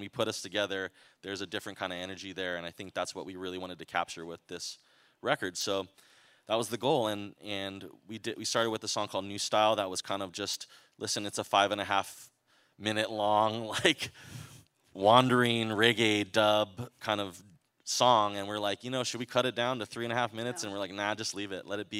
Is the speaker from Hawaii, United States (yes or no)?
yes; Hawaii, United States; We're from Hawaii. Hawaii is a place where you can't, if you get a little too big for your britches, you will get probably brought down to earth.